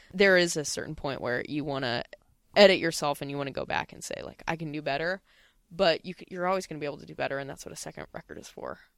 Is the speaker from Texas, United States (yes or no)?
no; Pasadena, California, United States; where I grew up in Pasadena